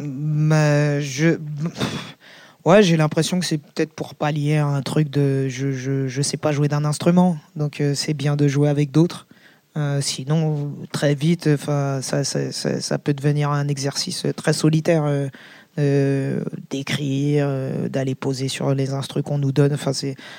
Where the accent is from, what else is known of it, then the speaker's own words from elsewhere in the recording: Seine-Saint-Denis, Île-de-France, France; le 93, c'est chez moi, par exemple. Le, 93, euh, c'est plus chez moi que la France, bizarrement